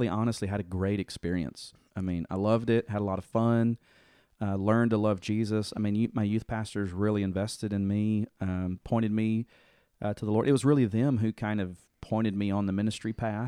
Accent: Dover, Tennessee, United States; So I grew up in Dover, Tennessee, which is a pretty small town, and went to the First Baptist there.

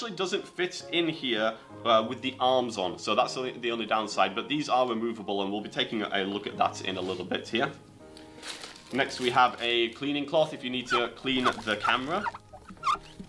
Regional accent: England, United Kingdom; moved away; coming from Oxcyte out of England. That's my home country.

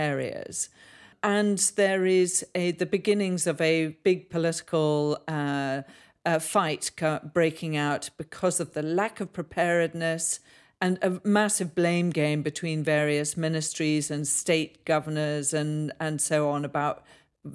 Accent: Zambia; now in United Kingdom; growing up in Zambia

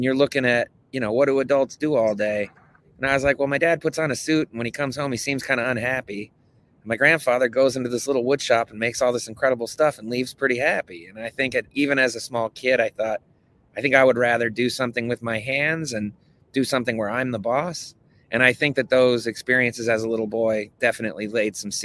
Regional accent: Saratoga Springs, New York, United States; moved away as an adult; also born or lived in Albany, New York; now in San Francisco, United States; I was born in Albany, New York, and my mother, my sister, and I lived in Saratoga Springs, New York, from the time I was like 8 until I was 18

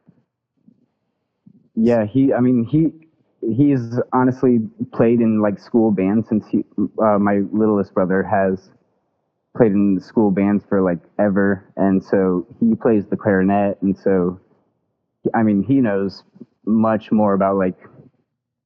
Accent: Omaha, Nebraska, United States; I'm from Omaha, Nebraska. I've lived here my entire life

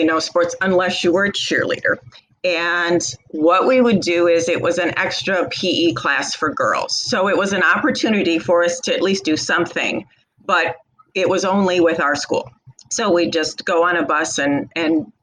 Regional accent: Rural Illinois, United States; Rural Illinois

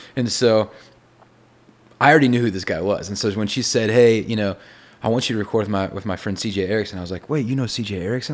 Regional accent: Texas, United States; I'm from Texas

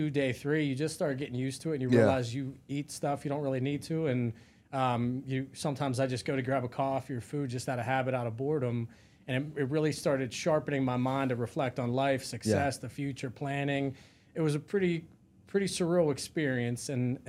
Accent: Pennsylvania, United States; Yeah, I grew up 30 minutes south of Pittsburgh.

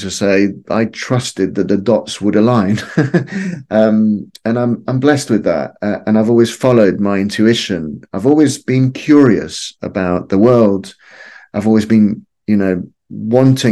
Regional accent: Lima, Peru; moved away; growing up in Lima in the 1970s and 1980s

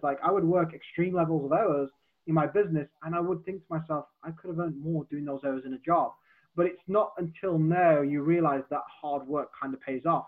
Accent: Black Country, West Midlands, United Kingdom; accent: Black Country; My my black country accent would come out more

